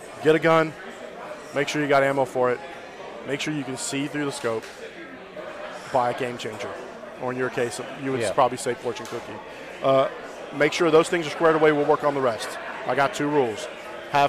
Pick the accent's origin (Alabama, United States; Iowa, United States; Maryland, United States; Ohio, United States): Alabama, United States; I'm from Alabama